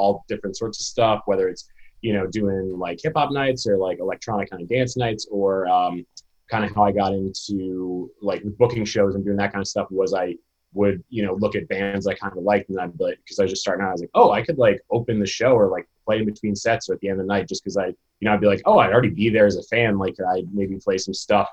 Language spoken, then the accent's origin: English; Rhode Island, United States; also born or lived in Marion, Massachusetts; I'm from Rhode Island